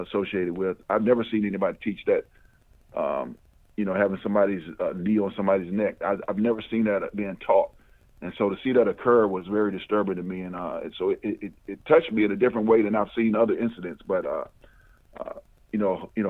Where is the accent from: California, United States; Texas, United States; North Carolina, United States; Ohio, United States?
North Carolina, United States; also born or lived in Richmond, Virginia / Harrisonburg, Virginia; now in Richmond area, United States; I am from North Carolina